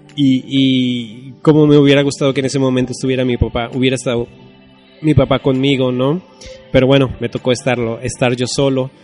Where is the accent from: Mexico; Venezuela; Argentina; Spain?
Mexico; soy mexicano